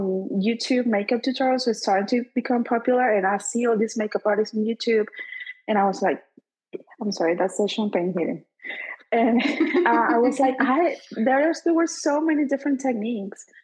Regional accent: Venezuela; moved away as an adult; I'm from Venezuela. I'm a dentist in my country

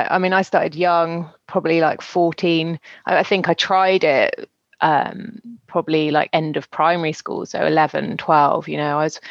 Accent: West Country, South West England, United Kingdom; moved away as an adult; also born or lived in Brighton / London; now in France; I am a Brit living in France. I've been here for 15 years, originally from the West Country in the UK

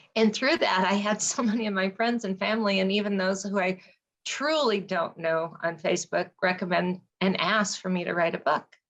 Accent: Colorado, United States; I am a Colorado native

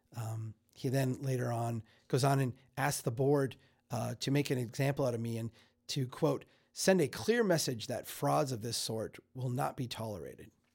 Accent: Minnesota, United States; I'm a Minnesotan

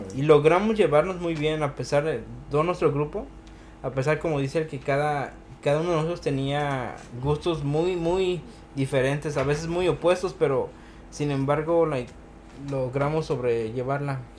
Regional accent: Mexico City, Mexico; soy del Def

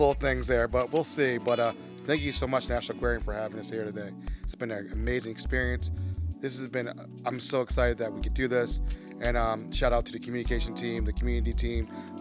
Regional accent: Maryland, United States; We're from Maryland

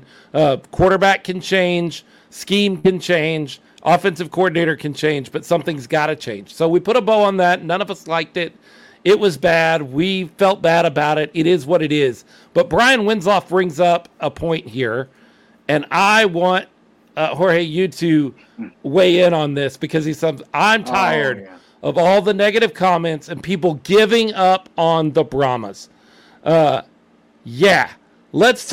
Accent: the Metroplex, Texas, United States; now in San Antonio, United States; I'm from the Metroplex

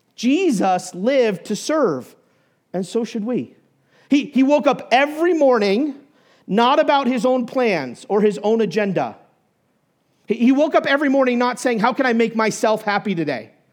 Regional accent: New Hampshire, United States; moved away as an adult; also born or lived in Indiana / Steamboat Springs, Colorado; I grew up in New Hampshire

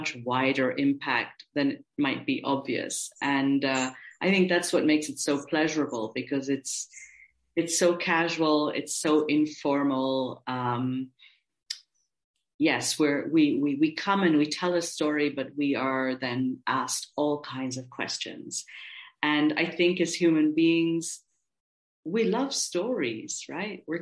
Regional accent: India; now in Austria; I'm an Indian-born Austrian citizen

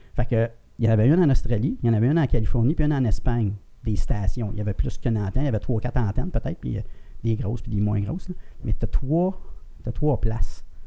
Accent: Granby, Quebec, Canada; je viens de Granby. Mon père louait un chalet à Roxton Pound.

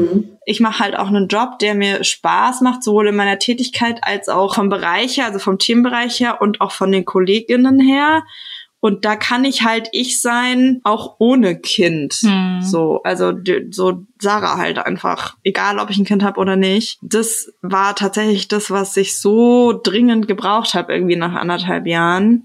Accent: Frankfurt, Hesse, Germany; now in Berlin, Germany; Ich komme ja selber aus Frankfurt, also aus Hessen

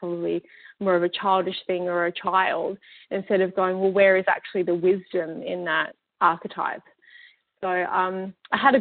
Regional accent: Australia; now in Vancouver, Canada; I live in Vancouver and I come from Australia, very multicultural.

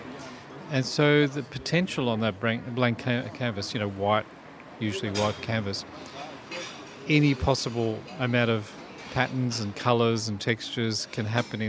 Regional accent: Melbourne, Victoria, Australia; now in Sydney, Australia; And so I'm from Melbourne. My hometown's Melbourne. I was born in Richmond, city lad. So the change to Sydney was a very good timing

